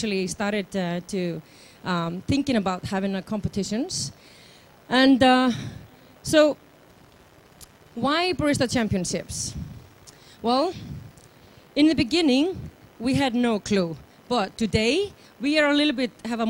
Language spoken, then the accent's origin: English; Iceland; I'm from Iceland